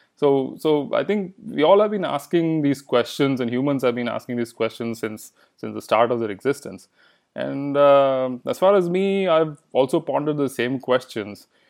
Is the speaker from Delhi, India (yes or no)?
no; Bangalore, Karnataka, India; first language Kannada; English is a second language; moved away as an adult; also born or lived in Tucson, Arizona, United States; now in United States; I grew up in Bangalore